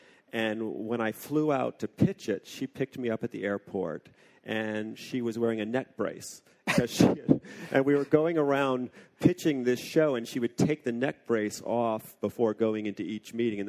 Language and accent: English; Syracuse, New York, United States; also born or lived in Gulfport, Mississippi / Oxford, England; But I was born in Gulfport, Mississippi, because my dad had his first job at a hospital there, and then we moved to Syracuse, and then we moved to Oxford, England, and then we moved back.